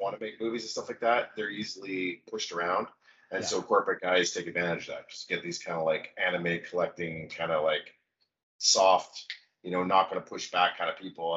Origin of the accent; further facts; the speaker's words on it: Vancouver, British Columbia, Canada; also born or lived in Detroit; I'm from Vancouver.